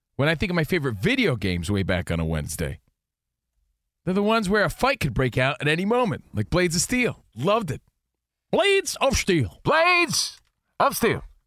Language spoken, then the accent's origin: English; New Jersey, United States; now in California, United States; growing up in New Jersey